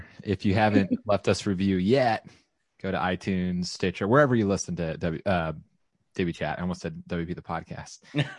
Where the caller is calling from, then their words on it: Round Rock, Texas, United States; I am broadcasting from Central Texas in Round Rock, Texas, which is right outside of Austin.